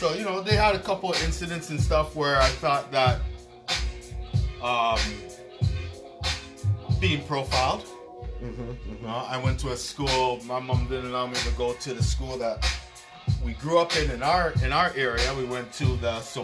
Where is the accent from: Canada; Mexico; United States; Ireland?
Canada; Pickering, Ontario; race fights at Pickering High when we were in high school